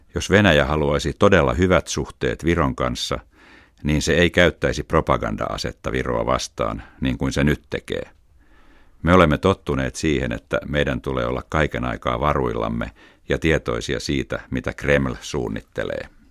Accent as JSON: {"language": "Finnish", "town": "Tallinn", "region": "Harju County", "country": "Estonia", "tie": "born or raised there", "also_born_or_lived": "Tartu, Estonia / Helsinki, Finland", "second_language": "Finnish", "said": "Muutimme Tartosta Tallinnaan silloin, kun olin pieni lapsi."}